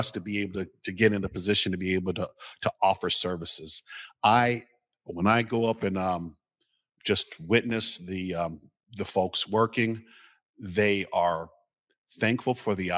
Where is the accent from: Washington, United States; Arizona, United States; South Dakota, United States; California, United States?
Washington, United States; Seattle; I'm from the Central District. You know, I'm from 25th and Union, and the community that I grew up with is no longer there.